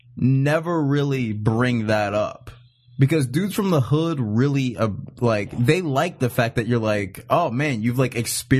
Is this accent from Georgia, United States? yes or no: yes; Georgia, United States; moved away; also born or lived in Fresno, California; I'm from Georgia and I lived in Fresno for a little bit